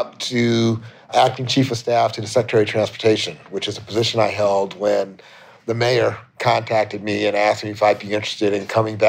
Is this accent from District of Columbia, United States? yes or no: yes; Washington, District of Columbia, United States; now in Chicago, United States; a native Washingtonian. I was born in Washington, D.C.